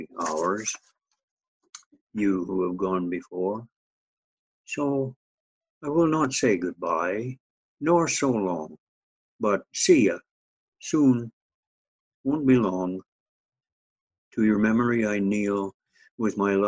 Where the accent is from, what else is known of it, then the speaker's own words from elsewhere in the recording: northern Saskatchewan, Canada; now in Maple Ridge, Canada; my hometown in northern Saskatchewan